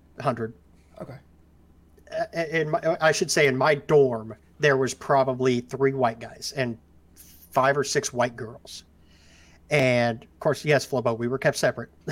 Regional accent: Ozark Mountains, on the border of Missouri and Arkansas, the Ozarks, United States; I was born and raised in the Ozark Mountains, oh, on the border of Missouri and Arkansas

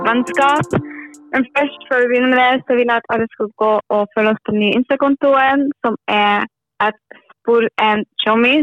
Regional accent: Northern Norway, Norway; now in Bergen, Norway; Vokst opp i Norda

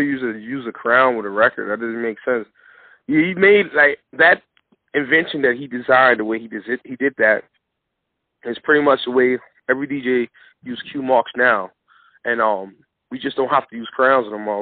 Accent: New York City, New York, United States; growing up in the Bronx

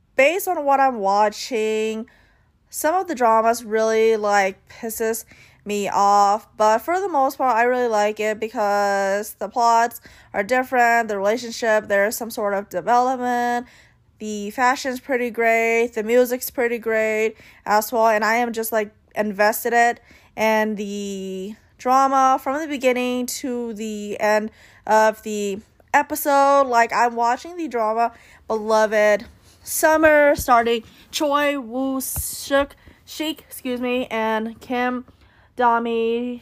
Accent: United States; I am Asian American

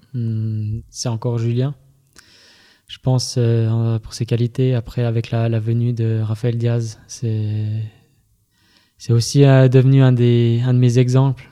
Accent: Fribourg, Switzerland; je viens, je viens de Fribourg.

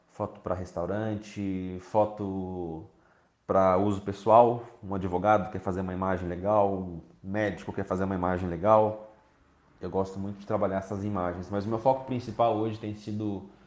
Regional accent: Campo Grande, Mato Grosso do Sul, Brazil; Eu sou de Campo Grande, no estado do Mato Grosso do Sul, tenho 27 anos.

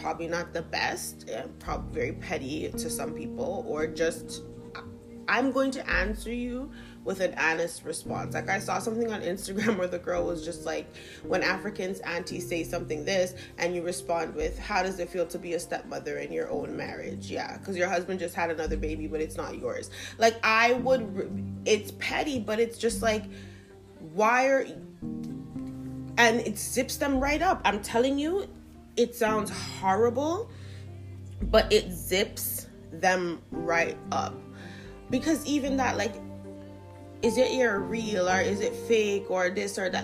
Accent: Jamaica; now in Toronto, Canada; I am Jamaican

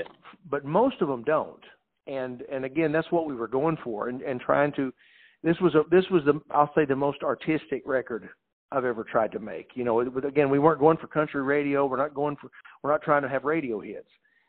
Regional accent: Texas, United States; And my brother, I had our guys, we came up from Texas, you know.

